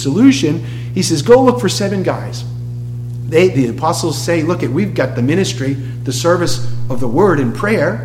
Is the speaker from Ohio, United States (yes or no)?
no; Boston, Massachusetts, United States; moved away; I'm from Boston